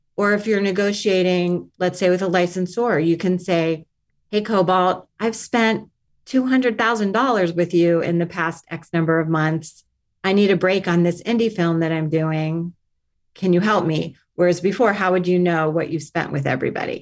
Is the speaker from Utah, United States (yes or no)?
no; Miami, Florida, United States; also born or lived in Stanford / New York; now in Los Angeles, United States; I grew up in Miami